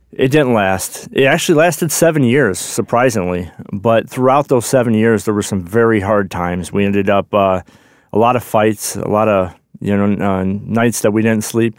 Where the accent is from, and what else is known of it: Chicago, Illinois, United States; born or raised there; also born or lived in Johnson City